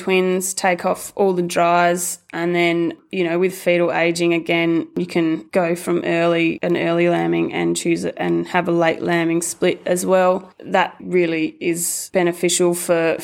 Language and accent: English; Bolgart, Western Australia, Australia; I grew up in Bolgart on a mixed farming property